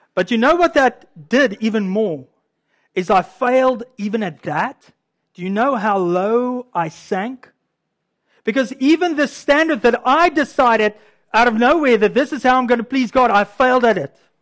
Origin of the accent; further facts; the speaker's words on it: Canada; I'm a Canadian too. This is our, our culture here in Canada